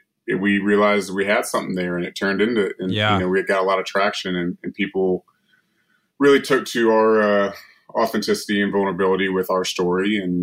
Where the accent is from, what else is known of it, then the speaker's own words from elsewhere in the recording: Northern Virginia, United States; now in Los Angeles, United States; now we live in Los Angeles. I'm from East Coast. I'm from Virginia, Northern Virginia, just outside DC.